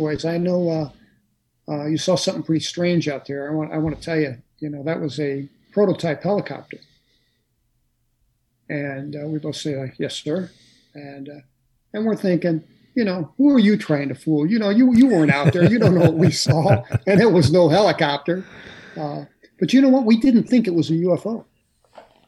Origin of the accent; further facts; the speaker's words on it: St. Louis, Missouri, United States; I'm from St. Louis City